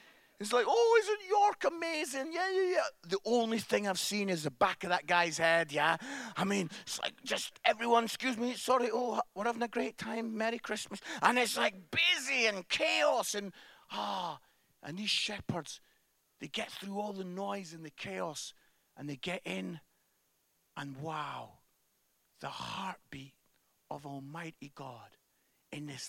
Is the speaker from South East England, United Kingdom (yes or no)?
no; Musselburgh, Scotland, United Kingdom; I'm from Musselburgh, which is just outside Edinburgh. And I used to go up to the Edinburgh Fringe every summer